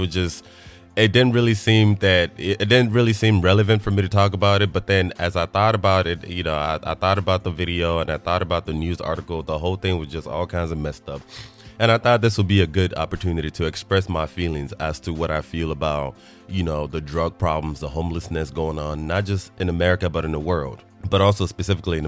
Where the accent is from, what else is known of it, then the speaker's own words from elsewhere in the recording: Nigeria; moved away; I'm Nigerian, being born in Nigeria as a child